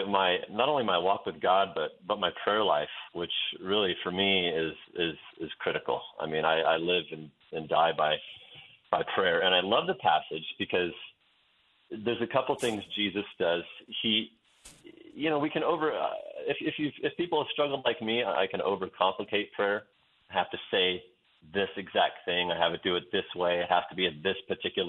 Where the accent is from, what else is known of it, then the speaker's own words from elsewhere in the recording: Western Oregon, United States; moved away as an adult; also born or lived in Wyoming; I grew up in Western Oregon in a town that's known as the Amsterdam of America